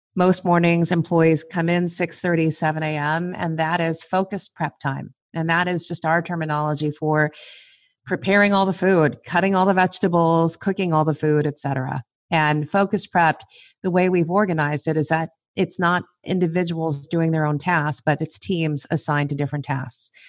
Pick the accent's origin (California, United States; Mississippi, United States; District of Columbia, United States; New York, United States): California, United States; Los Angeles; I am a first generation American, born and raised in Southern California. We were raised in East L A.